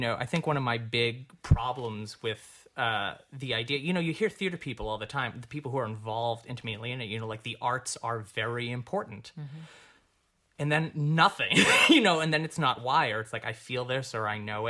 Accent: New York, United States; I came from New York. And the 2 years before I moved here, I was working as a director, which was fantastic.

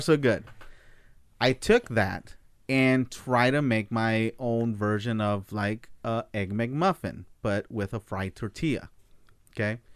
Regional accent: United States; I'm American

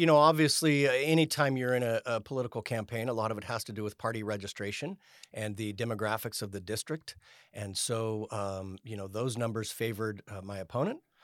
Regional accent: Elk Grove, California, United States; also born or lived in George Air Force Base, Victorville, California / Salisbury, England / Fort Walton Beach, Florida / San Diego; I grew up in Elk Grove, attended Jesuit High School here in Sacramento

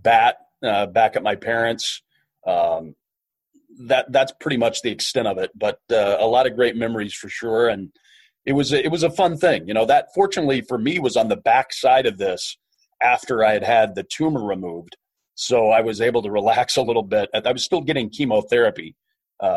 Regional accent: Kansas, United States; moved away as an adult; I grew up in a small town in Kansas

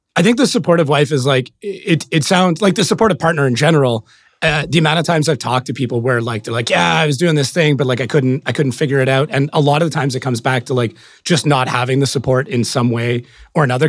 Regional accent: Canada; as a Canadian

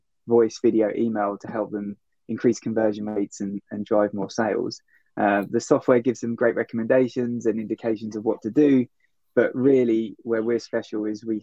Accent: Worthing, South East England, United Kingdom; moved away as an adult; also born or lived in London / New York; I grew up down near Brighton, a place called Worthing

